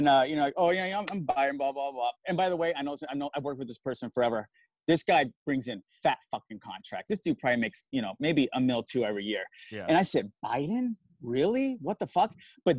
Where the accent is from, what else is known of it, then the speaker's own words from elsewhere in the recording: Arizona, United States; I'm from Arizona. I vote in Arizona.